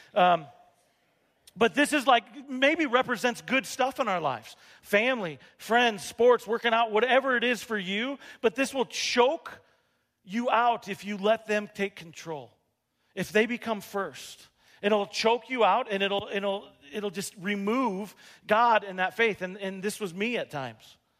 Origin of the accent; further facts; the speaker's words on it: Rapid City, South Dakota, United States; moved away as an adult; I grew up here in Rapid City, and I had a Spanish teacher at Rapid City uh, Stevens